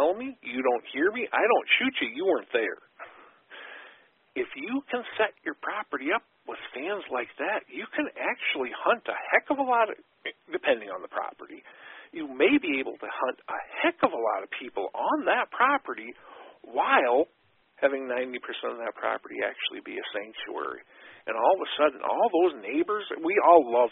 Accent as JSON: {"language": "English", "region": "Wisconsin", "country": "United States", "tie": "born or raised there", "said": "in my home state of Wisconsin, growing up, everybody and their brother and sister hunted."}